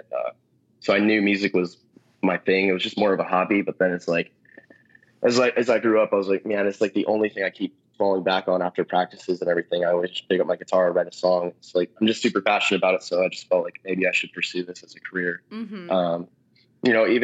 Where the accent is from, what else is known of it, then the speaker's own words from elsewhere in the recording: Solvang, California, United States; now in Los Angeles, United States; I grew up in Solvang, which is this little tiny Danish